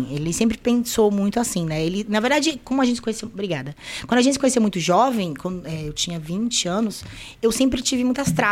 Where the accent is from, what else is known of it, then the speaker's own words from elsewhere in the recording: Guaíba, Rio Grande do Sul, Brazil; moved away; also born or lived in Porto Alegre / Fortaleza; eu nasci em Porto Alegre, lá ah. no, na PUC, ah. e aí depois eu fui pra Guaíba.